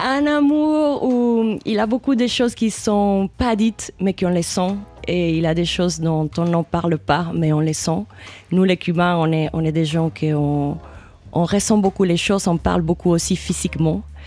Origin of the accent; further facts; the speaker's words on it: Cuba; moved away; j'ai grandi à Cuba